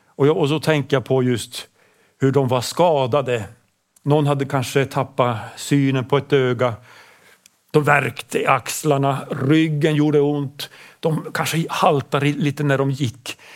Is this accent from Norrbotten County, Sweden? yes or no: yes; Pajala, Norrbotten County, Sweden; first language Swedish; vi ligger ju så, så långt norrut, det är så kallt